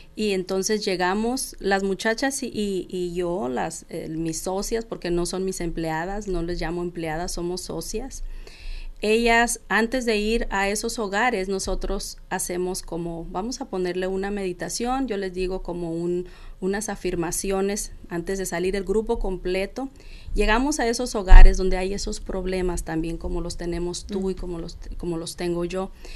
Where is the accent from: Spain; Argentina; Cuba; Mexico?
Mexico; soy mexicana, tengo dos hijos